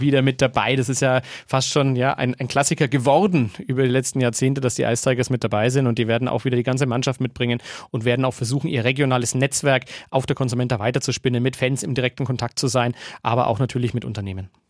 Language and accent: German; Nuremberg, Bavaria, Germany; als Nürnberger Bürger